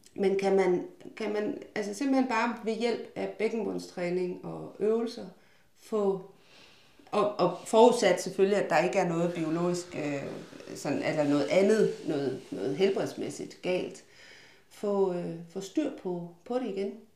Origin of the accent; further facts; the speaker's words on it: West Jutland, Central Denmark Region, Denmark; jeg er fra Vestjylland